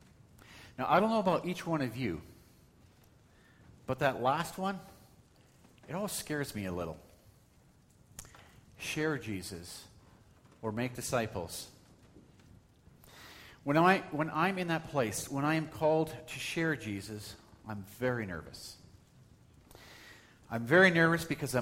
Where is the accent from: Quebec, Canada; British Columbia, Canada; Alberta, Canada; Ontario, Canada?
Alberta, Canada; Calgary; when I was a teenager growing up in Calgary